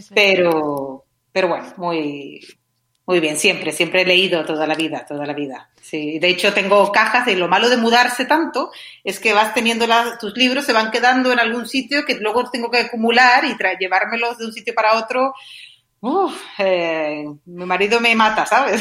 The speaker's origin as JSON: {"language": "Spanish", "region": "Canary Islands", "country": "Spain", "also_born_or_lived": "Madrid / England", "moved": "as an adult", "said": "yo soy canaria y estudié traducción e interpretación en Canarias y luego me fui a Madrid"}